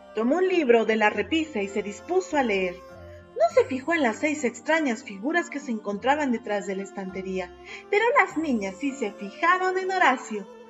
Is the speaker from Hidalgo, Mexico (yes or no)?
yes; Pachuca, Hidalgo, Mexico; soy de Pachuca, Hidalgo, México, docente de primaria